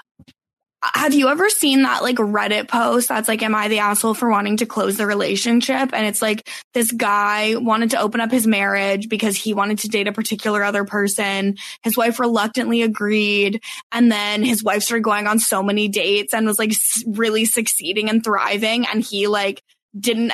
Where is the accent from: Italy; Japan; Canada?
Canada; I'm Canadian.